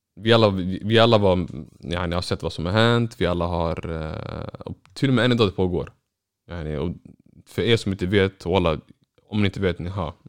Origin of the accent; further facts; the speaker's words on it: Norrland, Sweden; jag är norrländsk somalier